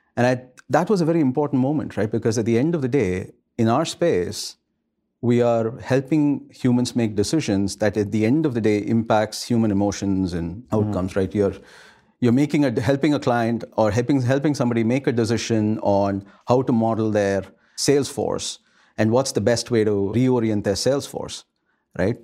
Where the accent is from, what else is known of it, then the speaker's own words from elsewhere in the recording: India; moved away; I grew up in India, rather, at a time when India was just about globalizing.